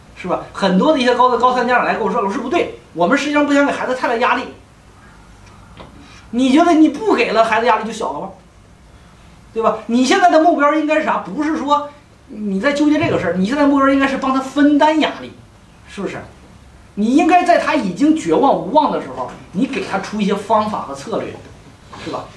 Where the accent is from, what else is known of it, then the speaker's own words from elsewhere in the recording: Northeast China, China; accent: Northeastern Mandarin; 我们东北话